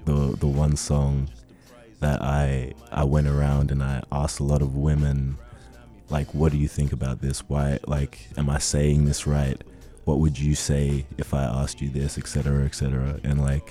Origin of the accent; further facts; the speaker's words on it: Ghana; now in Canberra, Australia; I live in the Canberra Zoo, but I'm originally from Ghana, West Africa.